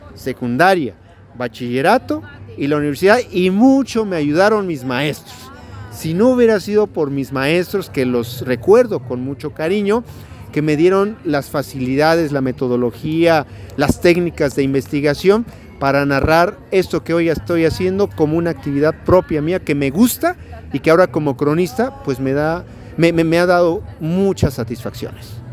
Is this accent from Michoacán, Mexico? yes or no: no; Atlixco, Puebla, Mexico; nosotros como atlisquenses